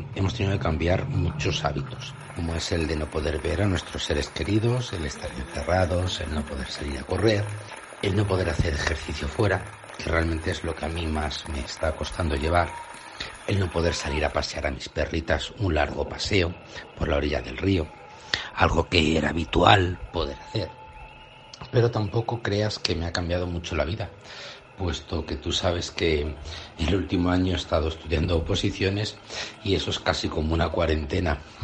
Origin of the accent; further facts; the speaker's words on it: Spain; nosotros somos el país europeo